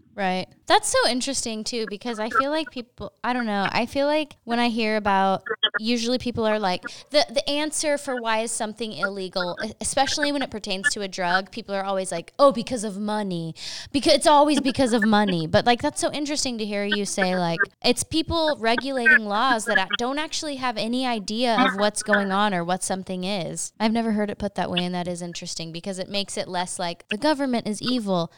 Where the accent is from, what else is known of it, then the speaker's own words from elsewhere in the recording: Oklahoma City, Oklahoma, United States; We're also from Oklahoma City